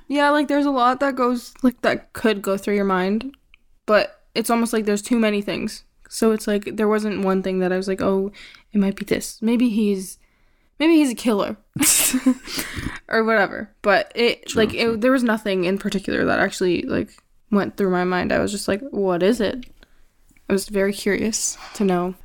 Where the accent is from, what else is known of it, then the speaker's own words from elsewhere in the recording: Canada; I grew up in Canada. Well, I was born here also, and I've lived here basically my whole entire life.